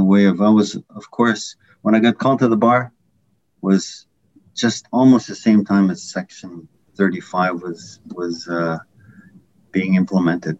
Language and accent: English; Whitefish River First Nation, near Manitoulin Island, Ontario, Canada; I grew up on the Rez community in near Manitoulin Island, mid-northern Ontario. Whitefish River First Nation